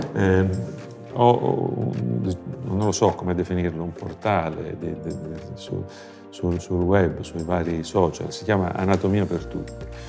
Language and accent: Italian; Mormanno, Calabria, Italy; now in Florence, Italy; Io sono Calabro Lucano, Eh, la dico così per far capire che vengo dal nord della Calabria